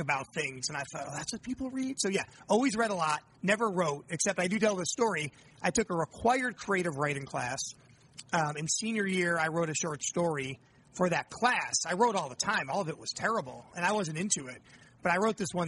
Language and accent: English; upstate New York, United States; also born or lived in Washington, D.C.; now in Chicago, United States; they moved us to upstate New York